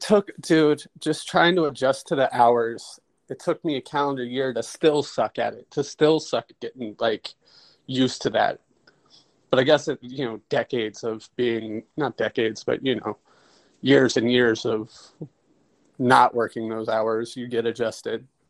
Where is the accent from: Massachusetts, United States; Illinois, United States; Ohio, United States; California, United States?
Ohio, United States; Cincinnati; we're from Cincinnati.